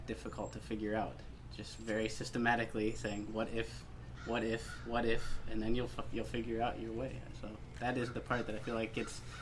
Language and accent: English; Ohio, United States; I grew up in Ohio